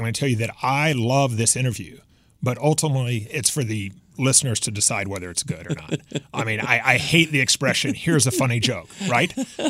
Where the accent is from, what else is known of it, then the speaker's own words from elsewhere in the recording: Houston, Texas, United States; I grew up in Houston